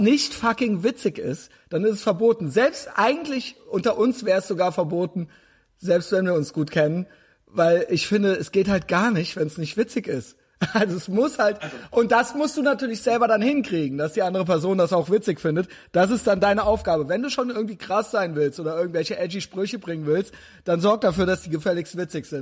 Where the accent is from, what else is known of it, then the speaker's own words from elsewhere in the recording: Germany; ich selbst bin auch Deutscher